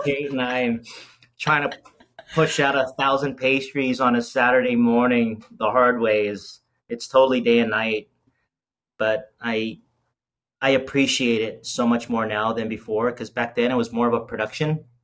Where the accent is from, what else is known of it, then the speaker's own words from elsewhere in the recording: Las Vegas, Nevada, United States; moved away as an adult; also born or lived in Southern California; now in Cincinnati, United States; originally from born in Southern California um, spent the majority of my life in Las Vegas